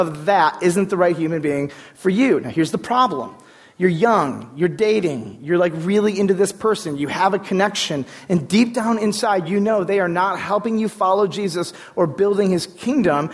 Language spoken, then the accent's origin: English; United States; growing up in American culture